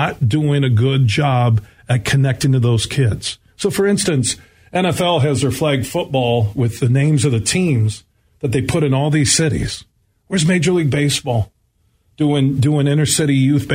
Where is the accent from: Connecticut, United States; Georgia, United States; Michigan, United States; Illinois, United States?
Michigan, United States; Grand Rapids; growing up in Burton Heights, just down the street here from 96-1 the game